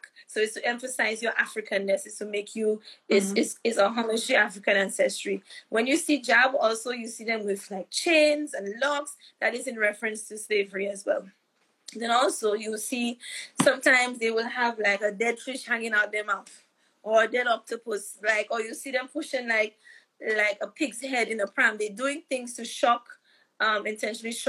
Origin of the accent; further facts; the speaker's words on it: St. Lucia; now in United Kingdom; when I was a teenager growing up in St. Lucia